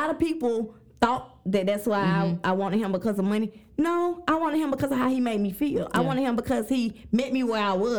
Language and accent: English; Jackson, United States; I'm from Jackson